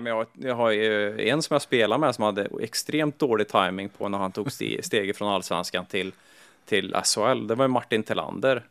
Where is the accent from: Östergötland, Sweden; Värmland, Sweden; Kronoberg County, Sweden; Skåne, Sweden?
Värmland, Sweden; Kil; jag var eh, från Kil